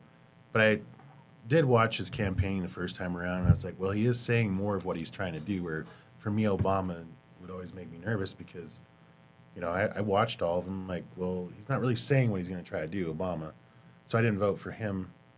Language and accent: English; United States; that was better for me as an American person.